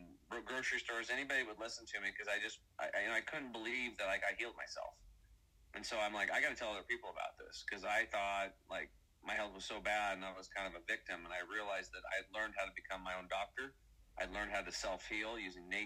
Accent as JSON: {"language": "English", "region": "Eastern Oregon", "country": "United States", "tie": "born or raised there", "said": "I grew up over here in Eastern Oregon, kind of redneck, hunting"}